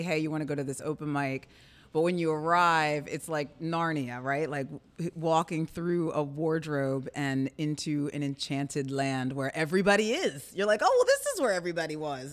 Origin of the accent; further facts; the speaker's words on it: Camden, New Jersey, United States; I'm a Camden native, I'm a singer, I'm a mother, and a champion of the arts community here in my hometown